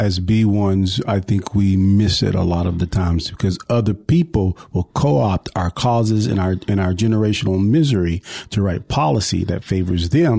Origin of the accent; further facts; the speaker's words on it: West Texas, United States; we grew up in West Texas